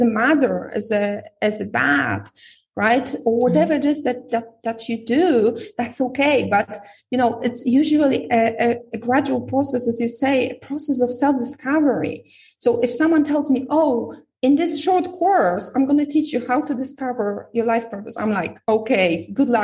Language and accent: English; Poland; moved away; I'm from Poland